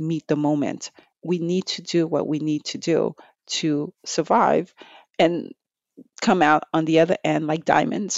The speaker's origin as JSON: {"language": "English", "town": "New York City", "region": "New York", "country": "United States", "tie": "born or raised there", "said": "growing up in Brooklyn, New York, um, years ago"}